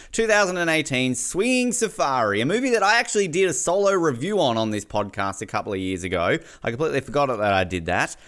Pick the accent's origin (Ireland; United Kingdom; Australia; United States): Australia; I'm Australian